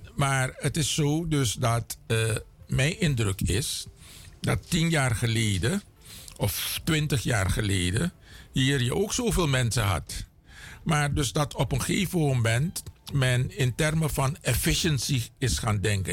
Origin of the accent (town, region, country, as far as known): Suriname; also born or lived in Cameroon (ancestry)